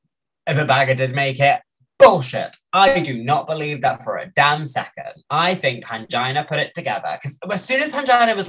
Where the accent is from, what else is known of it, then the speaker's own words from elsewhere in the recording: United Kingdom; I am a British person.